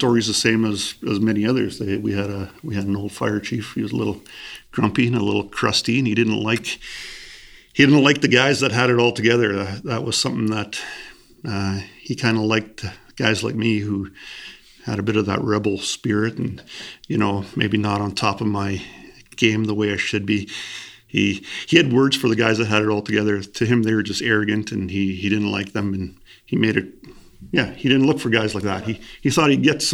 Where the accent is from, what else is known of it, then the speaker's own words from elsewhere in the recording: Grunthal, Manitoba, Canada; I grew up in Grunthal, which is in the southern part of our municipality.